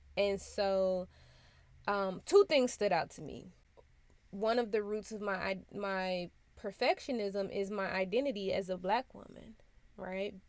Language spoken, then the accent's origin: English; United States; a black child growing up in America